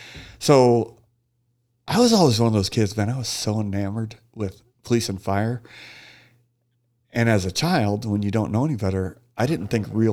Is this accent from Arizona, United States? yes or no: yes; Phoenix, Arizona, United States; Phoenician, 48 years old now, and can't believe I'm getting ready to go through another summer here.